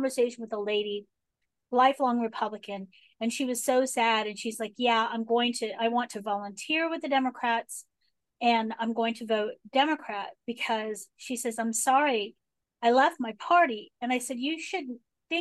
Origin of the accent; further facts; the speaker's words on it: United States; moved away; also born or lived in Texas; I was born just outside of Washington, D.C.